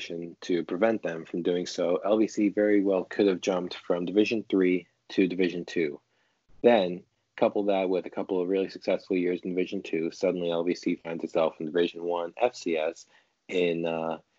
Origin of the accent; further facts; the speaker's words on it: New York, United States; we're both from New York